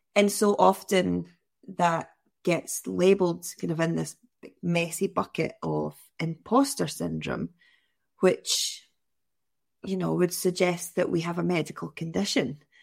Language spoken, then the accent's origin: English; near Glasgow, West Coast of Scotland, United Kingdom; growing up in the West Coast of Scotland, near Glasgow